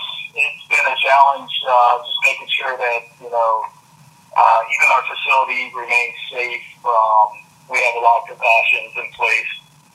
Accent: Charlotte Amalie, U.S. Virgin Islands; also born or lived in Jacksonville, Florida / Lakeland, Florida; now in Florida, United States; Well, originally I was born in St. Thomas in the Virgin Islands, but I currently reside between Jacksonville and Lakeland.

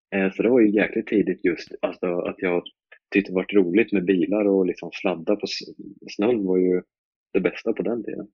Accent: Linköping, Östergötland, Sweden; jag är uppväxt i uh, Linköping, eller ja, uh, man kan säga en liten bit utanför Linköping. jag kommer från Malmslätt

